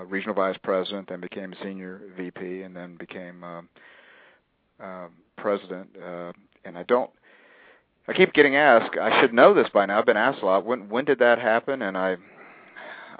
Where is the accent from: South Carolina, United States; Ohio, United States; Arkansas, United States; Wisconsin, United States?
Ohio, United States; a little bit north of Columbus; I'm a Midwesterner. I grew up a little bit north of Columbus, Ohio.